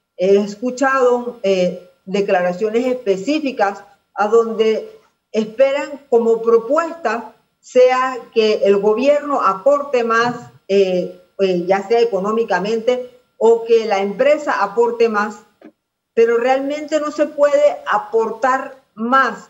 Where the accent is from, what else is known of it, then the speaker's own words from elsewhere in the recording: Panama; como panameños